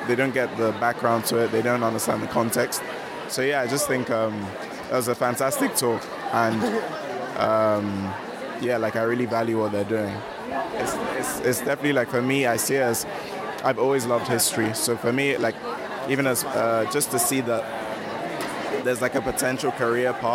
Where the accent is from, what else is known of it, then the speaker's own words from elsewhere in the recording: Nigeria; I'm Nigerian